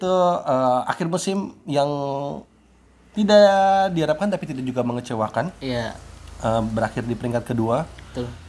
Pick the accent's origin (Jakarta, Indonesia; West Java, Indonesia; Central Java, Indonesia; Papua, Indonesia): Jakarta, Indonesia; Saya kan asli Jakarta ya.